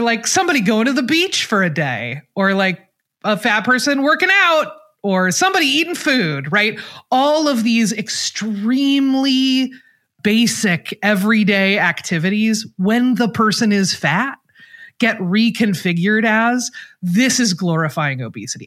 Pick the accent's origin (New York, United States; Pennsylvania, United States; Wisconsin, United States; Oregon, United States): Oregon, United States; Portland; moved away; I am from Portland, Oregon